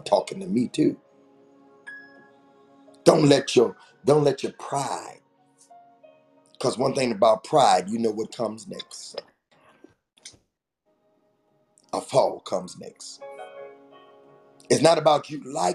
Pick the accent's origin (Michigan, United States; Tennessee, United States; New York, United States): Michigan, United States; Detroit; moved away as an adult; also born or lived in Morgan City, Louisiana / New Orleans, Louisiana; I'm from Detroit